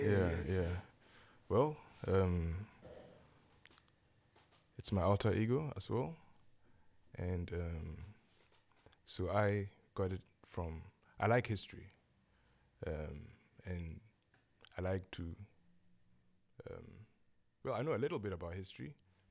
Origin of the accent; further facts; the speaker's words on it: Ghana; born there; And was born in Ghana, or the region that's now Ghana.